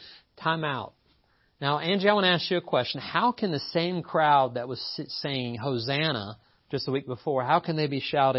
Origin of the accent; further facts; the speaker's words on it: Appalachia, United States; And by the way, I am from Appalachia. It's funny. Don't let the lack of accent deceive you. I'm from here. People welcome me to town, and I'm like, I'm from here. Don't welcome me. I'm from here.